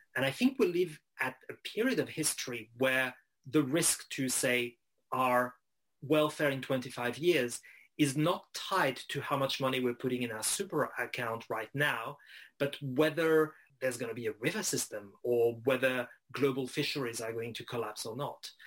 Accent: Strasbourg, Grand Est, France; growing up in Strasbourg uh, in northeastern France

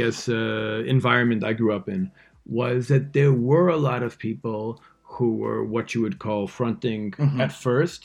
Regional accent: New York City, New York, United States; I grew up in New York City

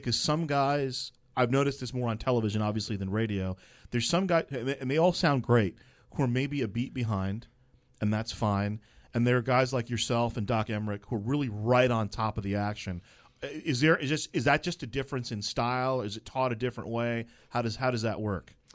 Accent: East Coast, United States; I grew up on the East Coast

